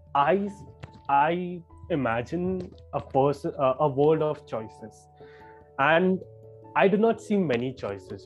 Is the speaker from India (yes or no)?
yes; Mumbai, Maharashtra, India; I'm from that city itself, I'm from Mumbai.